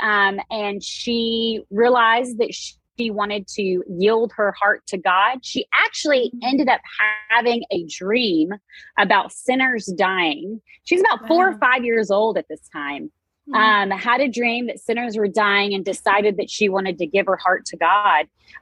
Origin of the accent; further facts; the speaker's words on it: Texas, United States; I am from Texas, so my accent is a little thick at times